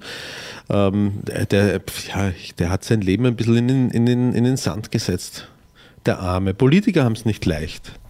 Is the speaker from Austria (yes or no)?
yes; Austria; Bei uns in Österreich